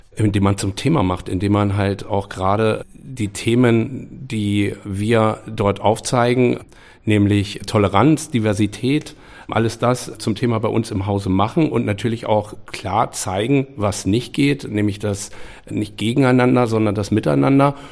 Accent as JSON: {"language": "German", "town": "Hameln", "region": "Lower Saxony", "country": "Germany", "tie": "born or raised there", "said": "in meiner Stadt, wo ich groß geworden bin und wo ich jetzt aus einem anderen Blickwinkel heraus als Vater von drei Kindern, die hier in Hameln groß werden"}